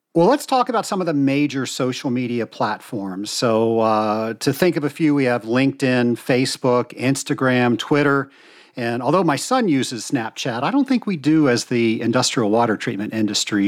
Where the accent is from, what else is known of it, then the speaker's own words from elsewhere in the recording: the South, United States; I'm from the South, so we have expressions for everything.